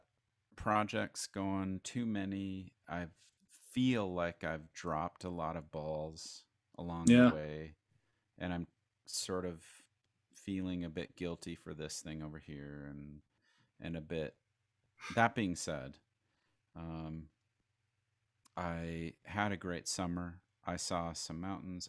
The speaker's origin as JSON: {"language": "English", "town": "Crookston", "region": "Minnesota", "country": "United States", "tie": "born or raised there", "said": "I was born in Crookston, Minnesota in 1979"}